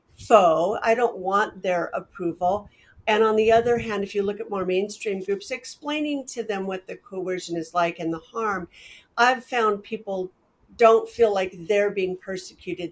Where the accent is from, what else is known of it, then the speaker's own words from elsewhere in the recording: Portland, United States; When I was growing up in Portland